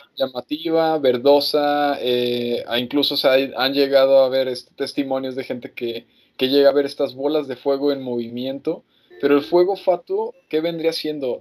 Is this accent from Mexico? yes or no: yes; Mexico; como mexicanos